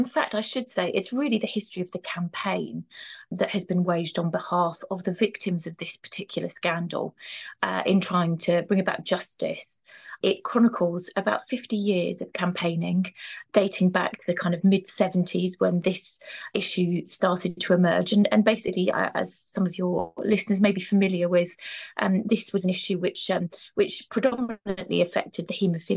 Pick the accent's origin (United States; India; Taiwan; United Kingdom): United Kingdom; Birmingham, West Midlands; moved away; also born or lived in Cardiff; back to my hometown in Birmingham to start my career on the local paper